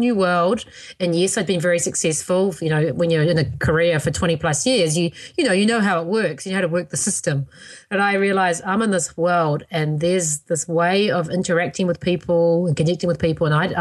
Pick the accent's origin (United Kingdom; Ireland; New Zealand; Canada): New Zealand; now in United States; my birth country of New Zealand